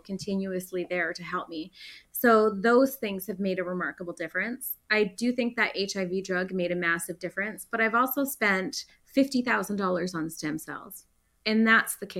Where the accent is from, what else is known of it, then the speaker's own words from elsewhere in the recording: Canada; as a Canadian